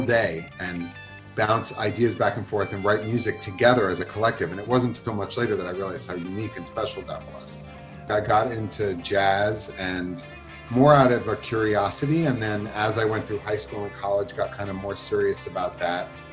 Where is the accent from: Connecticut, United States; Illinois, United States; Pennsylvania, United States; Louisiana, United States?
Pennsylvania, United States; Philadelphia; I grew up in Philadelphia